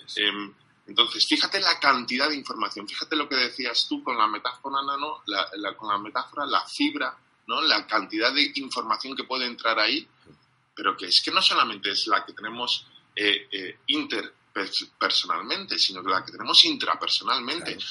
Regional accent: England, United Kingdom; Spanish is a second language; como soy inglés

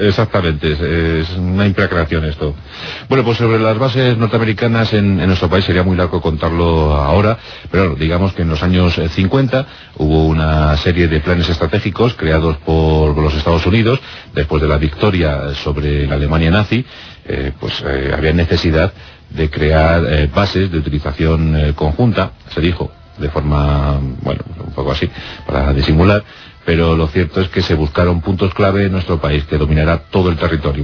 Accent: Spain; pulcros que somos en España

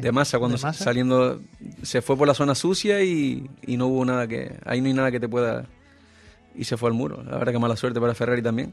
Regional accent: Gran Canaria, Canary Islands, Spain; mi tierra

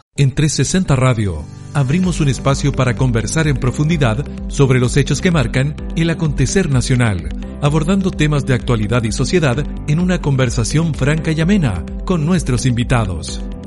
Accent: Arica, Arica y Parinacota, Chile; Ambos somos del norte. Yo, él es de Antofagasta, yo soy de Arica

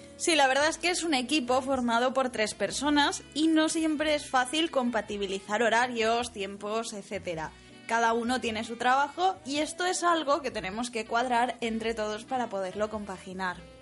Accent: Valencian Community, Spain; somos los dos valencianos

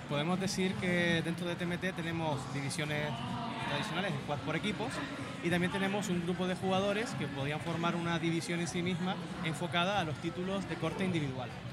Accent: Canary Islands, Spain

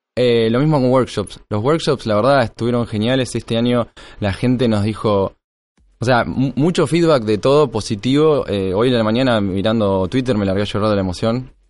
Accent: Tres Arroyos, Buenos Aires Province, Argentina; moved away as an adult; now in Tandil, Argentina; en realidad soy de Tres Arroyos, que queda 200 kilómetros, y me fui a ir a Tandil porque Tres Arroyos no, había ni universidad

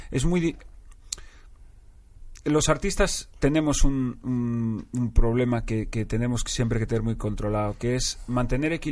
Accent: Madrid, Community of Madrid, Spain; Yo me siento muy madrileño

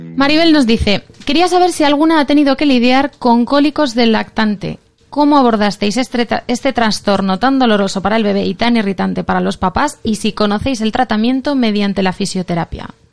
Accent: Catalonia, Spain; Soy, catalana

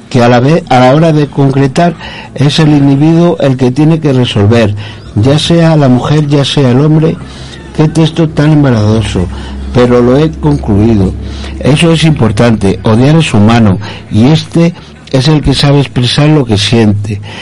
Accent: Zamora, Castile and León, Spain; yo soy de Zamora

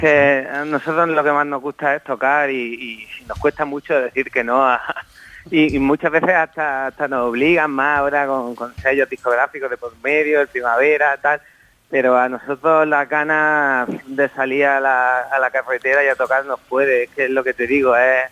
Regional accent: a village next to Torrenueva, Granada, Andalusia, Spain; Yo soy de un pueblo de al lado de Torrenueva

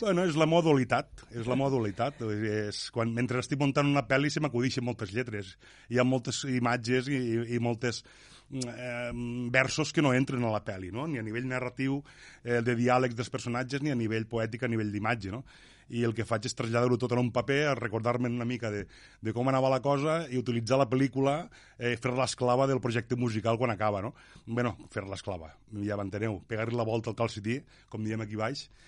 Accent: L'Ampolla, Catalonia, Spain; el meu poble, l'Ampolla

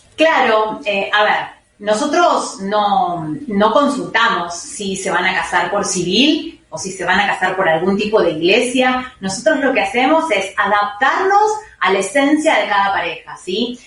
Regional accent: Buenos Aires, Argentina; somos de Buenos Aires, viajamos alrededor del país

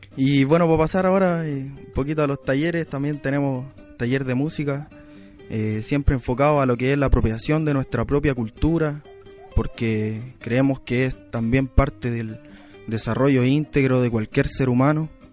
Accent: Quilicura, Santiago Metropolitan Region, Chile; poblador de Quilicura

